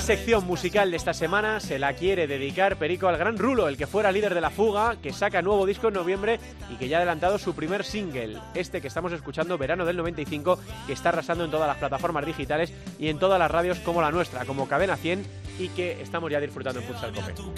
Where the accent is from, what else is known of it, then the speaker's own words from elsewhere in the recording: Spain; somos los españoles